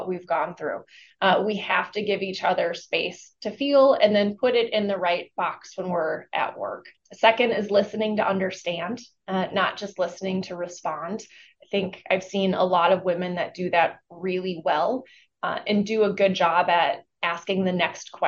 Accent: Minnesota, United States; Although I am from Minnesota and we are known to be very Minnesota nice

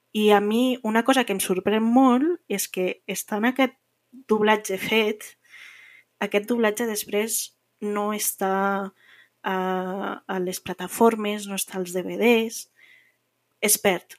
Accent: Andorra; moved away as an adult; now in Barcelona, Spain; tinc un accent una miqueta diferent. Eh, soc andorrana i eh, sí que porto visquent a, a Barcelona uns anys

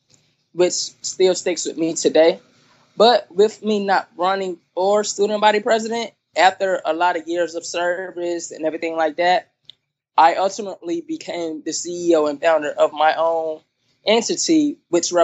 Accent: Durham, North Carolina, United States; now in Charlotte, United States; I was originally born in Durham, North Carolina.

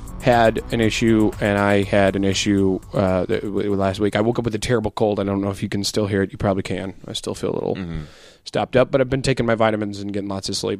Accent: St. Louis, Missouri, United States; we're both from St. Louis. I actually grew up over in North County, around the 270 and 67 exit, which is about four exits up from Ferguson

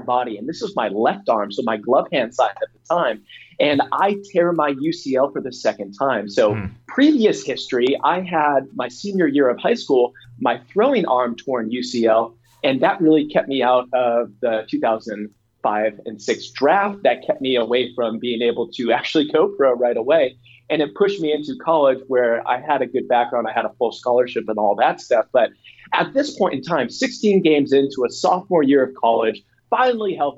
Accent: Buffalo, New York, United States; moved away as an adult; also born or lived in Southern California; now in Madison, United States; I'm born and raised in Buffalo, New York

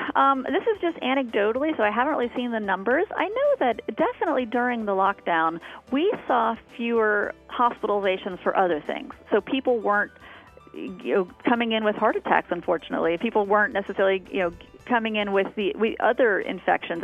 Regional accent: Florida, United States; moved away; I grew up in Florida

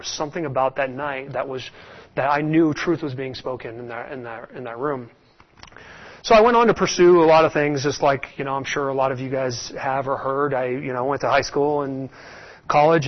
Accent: Scottsdale, Arizona, United States; Born and raised in Scottsdale, Arizona

